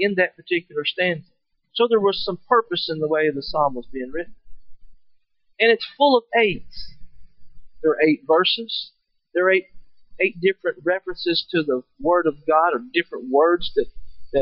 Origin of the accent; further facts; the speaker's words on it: Kentucky, United States; I'm from Kentucky.